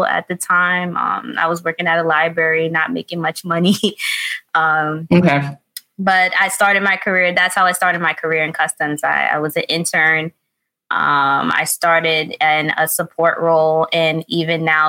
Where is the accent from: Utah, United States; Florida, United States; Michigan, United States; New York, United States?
New York, United States; New York City; I'm New York born and raised. I was born in the Bronx, raised in the Bronx